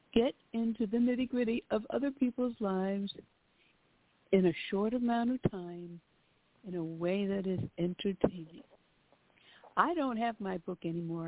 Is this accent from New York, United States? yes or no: yes; New York, United States; moved away; We we're originally from New York